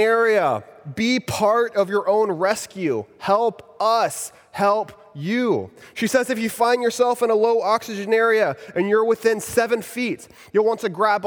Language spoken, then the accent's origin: English; Texas, United States; moved away as an adult; now in Orlando, United States; I'm originally from Texas, and about 5 years ago, when I was still living there in Texas